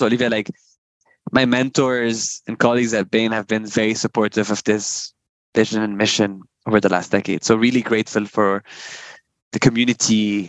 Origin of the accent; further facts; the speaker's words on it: Lebanon; I always say I'm super grateful for where and how I grew up. I think growing up in a country where, you know, you